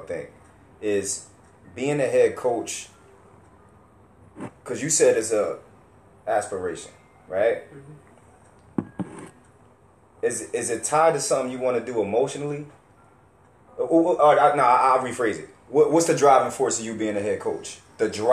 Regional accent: Camden, New Jersey, United States; us growing up in Camden.

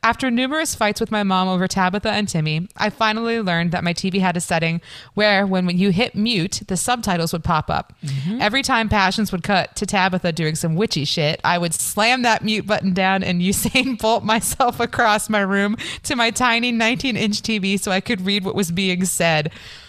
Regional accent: southern Ohio, United States; I'm from southern Ohio. So Bible Belt.

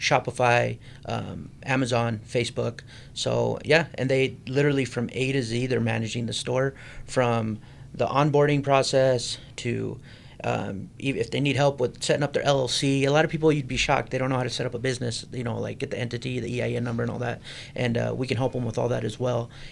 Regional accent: Provo, Utah, United States; I've born and raised in Provo, Utah. So proud Utah County boy

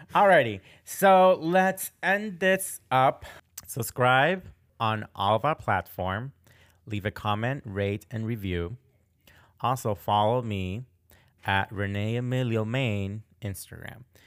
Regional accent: Boston, Massachusetts, United States; moved away as an adult; also born or lived in Florida; now in Portland, Maine, United States; I grew up in Boston, Massachusetts

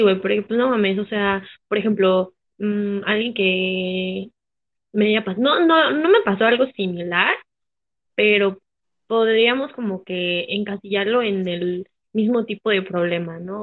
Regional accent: Mexico; yo soy mexa

